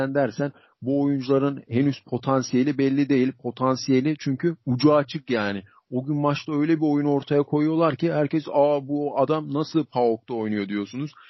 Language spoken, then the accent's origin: Turkish; Turkey; bir Türk olarak